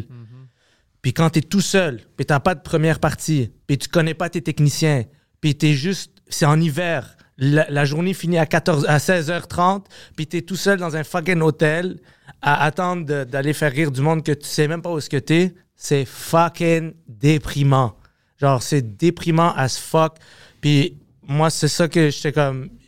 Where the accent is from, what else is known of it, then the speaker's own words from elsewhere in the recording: Montreal, Quebec, Canada; je viens de Ville-Saint-Laurent, là. Je viens d'à côté d'ici, là.